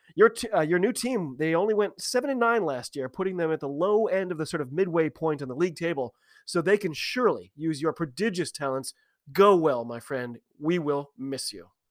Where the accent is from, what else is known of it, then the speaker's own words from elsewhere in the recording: United States; I'm an American rugby fan